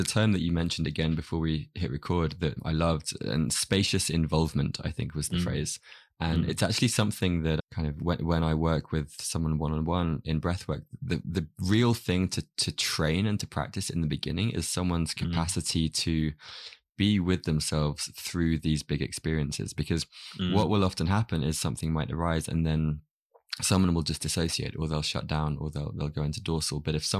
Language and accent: English; United Kingdom; It's cool being British.